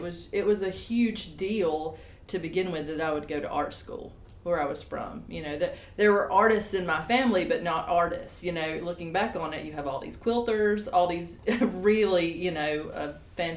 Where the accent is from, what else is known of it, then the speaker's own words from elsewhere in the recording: the South, United States; as a Southern artist and a white woman, that, you know, I love the South, and everything I do is about the South